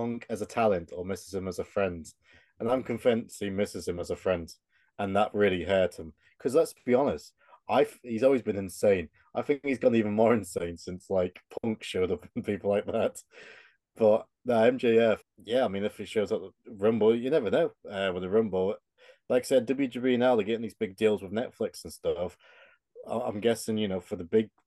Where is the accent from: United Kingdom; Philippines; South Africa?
United Kingdom; England; we're English.